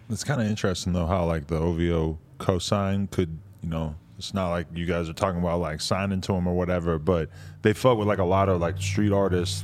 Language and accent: English; East Coast, United States; being from the East Coast